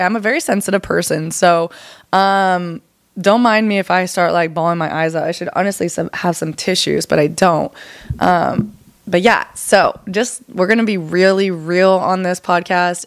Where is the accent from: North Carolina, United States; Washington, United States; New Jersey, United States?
Washington, United States; Arlington; moved away as an adult; also born or lived in Seattle, Washington; now in Texas, United States; So I'm from Seattle, Washington, and a little town called Arlington, about 45 minutes north of Seattle